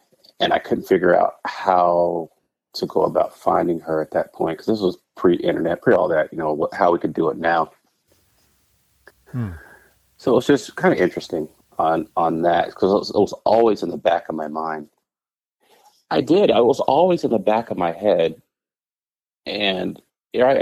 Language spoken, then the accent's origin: English; San Antonio, Texas, United States; also born or lived in Dallas, Texas / Indianapolis, Indiana; I grew up in San Antonio, Texas